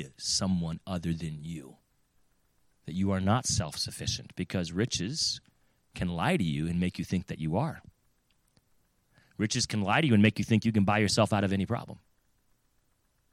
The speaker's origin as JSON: {"language": "English", "region": "California", "country": "United States", "tie": "born or raised there", "also_born_or_lived": "Florida / Virginia", "moved": "yes", "lives_now": "New England, United States", "said": "I grew up in California. I lived in Florida, you know, Virginia"}